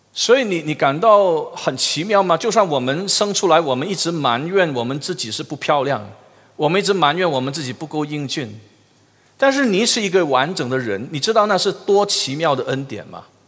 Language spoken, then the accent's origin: Chinese; Malaysia; 我们马来西亚人英语太差了